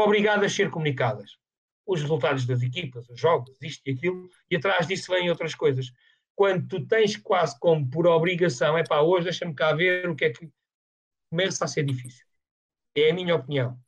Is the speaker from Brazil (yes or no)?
no; Amadora, Lisbon, Portugal; eu nasci na Amadora